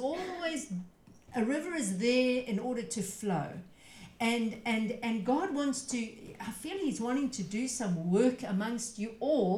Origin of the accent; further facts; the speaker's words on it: South Africa; I come from South Africa